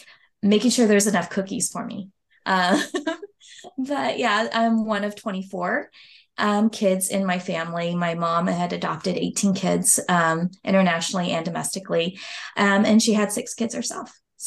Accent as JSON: {"language": "English", "country": "United States", "tie": "born or raised there", "also_born_or_lived": "South Korea / Texas"}